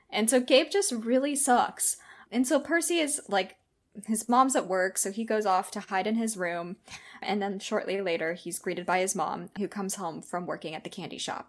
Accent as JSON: {"language": "English", "town": "Seattle", "region": "Washington", "country": "United States", "said": "I'm from Seattle"}